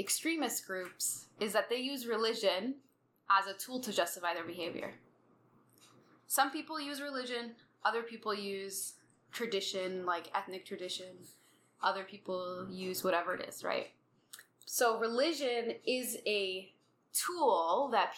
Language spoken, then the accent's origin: English; United States; being American Muslim